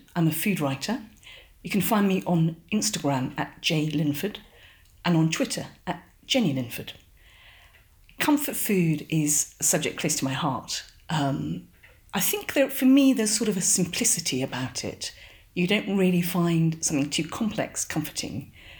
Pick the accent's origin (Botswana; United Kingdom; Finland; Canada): United Kingdom; London; born there; also born or lived in Singapore; I was born in London to an English father and a Singaporean mother. And I lived in Singapore from 4 to 8.